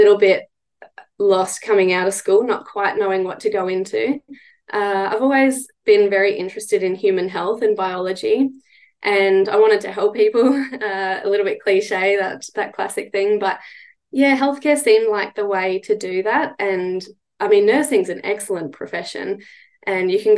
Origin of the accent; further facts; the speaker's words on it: Arcadia Valley, central Queensland, Australia; I grew up in Arcadia Valley, which is in central Queensland on the Brigalow Belt